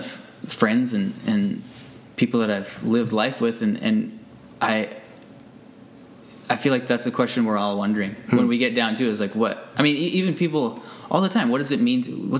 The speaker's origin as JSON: {"language": "English", "country": "United States", "tie": "born or raised there", "moved": "as an adult", "lives_now": "Abbotsford, Canada", "said": "I grew up in the States."}